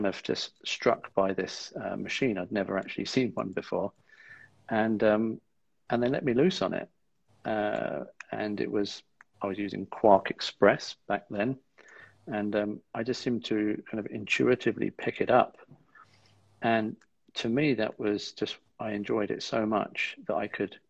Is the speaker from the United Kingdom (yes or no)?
yes; East Sussex, South East England, United Kingdom; I grew up in East Sussex, with South Downs on our doorstep